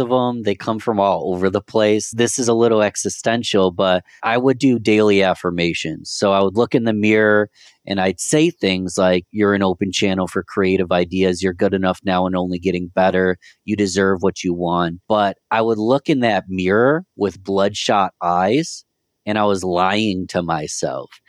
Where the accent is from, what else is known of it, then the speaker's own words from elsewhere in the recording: Rochester, New York, United States; I'm from Rochester, New York